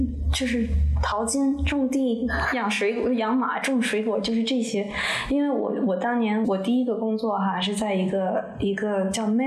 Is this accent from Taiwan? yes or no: no; China; moved away as an adult; now in United States; 你刚我刚从中国搬到。Iowa 的时候写中国的事情，我离开的 Iowa 以后开始写东中西部的事情。